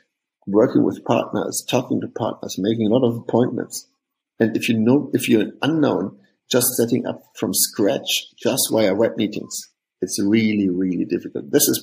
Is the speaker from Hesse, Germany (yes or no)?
yes; Hofheim, Hesse, Germany; English is a second language; we are from the big town of Hofheim, which will nobody know, which listens to this podcast probably. So there are some founders from this lovely town with 40,000 people.